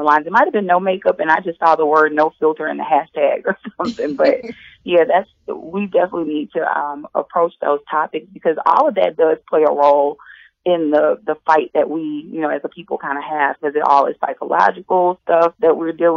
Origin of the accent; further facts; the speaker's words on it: Alexandria, Louisiana, United States; also born or lived in New Orleans, Louisiana; I'm originally from Louisiana by way of a little town called Alexandria and also New Orleans. I grew up in both.